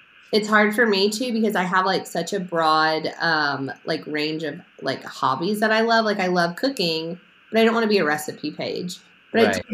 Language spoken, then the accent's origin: English; Memphis, Tennessee, United States; I grew up in Memphis.